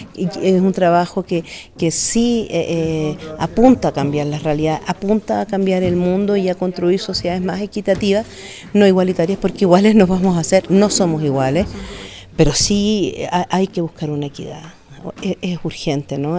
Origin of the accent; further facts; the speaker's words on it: Santiago, Santiago Metropolitan Region, Chile; vengo de Santiago de Chile